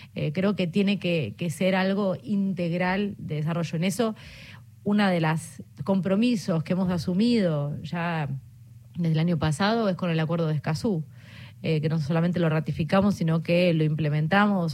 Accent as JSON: {"language": "Spanish", "country": "Argentina"}